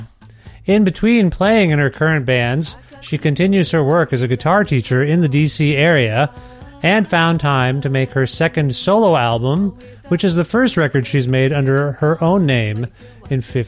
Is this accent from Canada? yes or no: yes; Ontario, Canada; moved away as an adult; now in Edmonton, Canada; I'm from Ontario originally